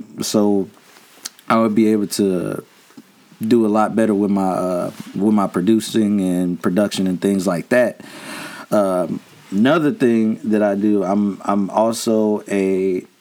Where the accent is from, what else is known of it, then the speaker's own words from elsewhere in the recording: Harvey, Illinois, United States; now in Peoria, United States; I was born in Harvey, Illinois, like up near Chicago. Came down here, like half my life in Harvey, half my life here